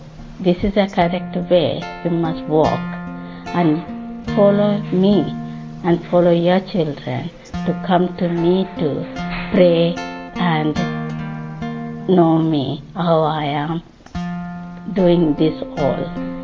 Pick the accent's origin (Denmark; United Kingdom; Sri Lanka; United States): Sri Lanka; I come from Sri Lanka.